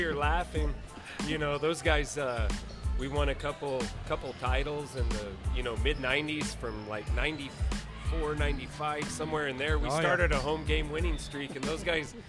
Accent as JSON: {"language": "English", "town": "Cliff", "region": "New Mexico", "country": "United States", "said": "I'm from Cliff, New Mexico. Cliff Cowboy."}